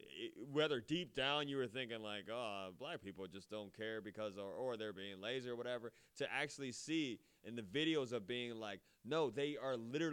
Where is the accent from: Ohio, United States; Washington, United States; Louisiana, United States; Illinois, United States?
Ohio, United States; Akron; because I'm from Akron.